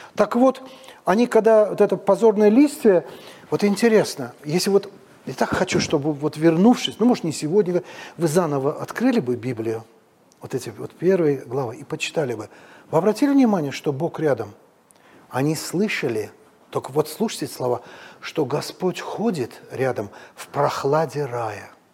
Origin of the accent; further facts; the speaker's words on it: Baku, Azerbaijan; moved away as an adult; now in Moscow, Russia; Это у нас на даче, вот, в пригороде Бакута